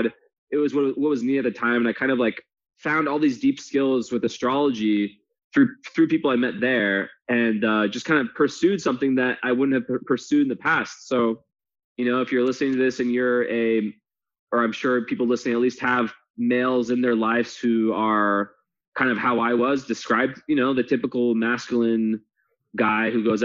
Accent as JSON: {"language": "English", "region": "west coast of the U.S.", "country": "United States", "tie": "born or raised there", "moved": "as an adult", "lives_now": "Romania", "said": "I grew up on the west coast of the U.S. I live in Romania now. I'm French American."}